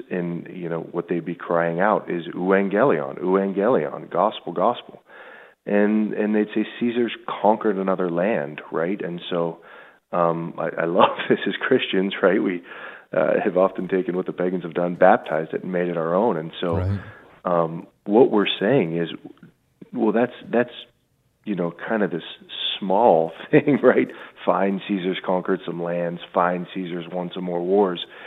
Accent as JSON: {"language": "English", "town": "Pittsburgh", "region": "Pennsylvania", "country": "United States", "tie": "born or raised there", "also_born_or_lived": "Buffalo / Rome", "said": "I grew up in the South Hills of Pittsburgh, about 25 minutes, 20 minutes right outside the city"}